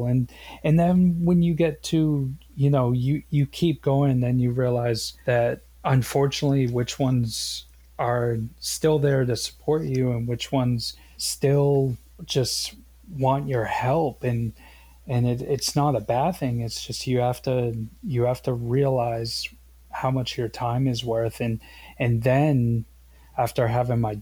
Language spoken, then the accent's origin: English; Boston, Massachusetts, United States; moved away; also born or lived in Maine; I'm originally from Boston.